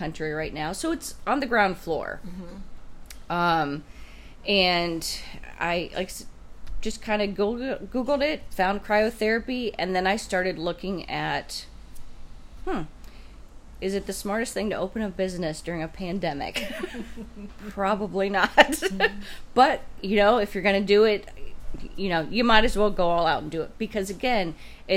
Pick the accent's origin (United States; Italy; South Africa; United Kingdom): United States; Stark County, Ohio; I born and raised in Stark County, never moved away